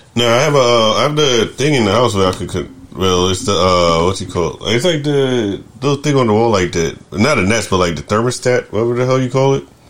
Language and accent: English; United States; moved away; also born or lived in New York; growing up in America